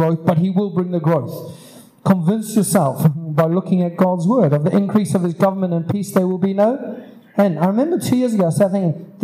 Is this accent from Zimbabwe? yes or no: yes; Zimbabwe; moved away; where I grew up in Zimbabwe